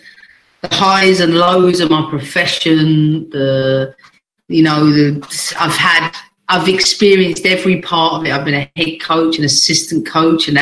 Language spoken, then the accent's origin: English; England, United Kingdom; moved away as an adult; also born or lived in United States; I was born in the UK, but I was definitely made in America